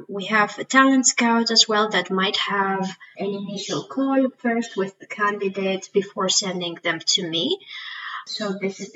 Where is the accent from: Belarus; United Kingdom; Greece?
Greece; moved away as an adult; also born or lived in Switzerland; I am originally from Greece